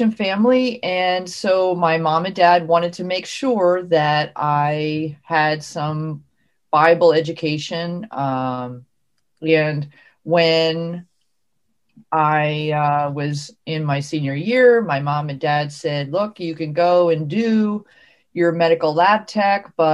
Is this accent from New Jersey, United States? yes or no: yes; New Jersey, United States; I grew up in South Jersey. That's New Jersey down by Philadelphia